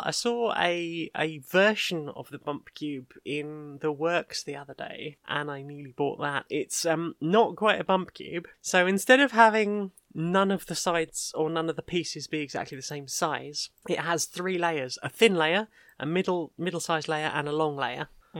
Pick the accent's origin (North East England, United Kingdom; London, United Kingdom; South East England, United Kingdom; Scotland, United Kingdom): London, United Kingdom; Because I'm originally from South London, so I do have a lot of that in me. It's only voice training that's made me slightly sound a bit too posh.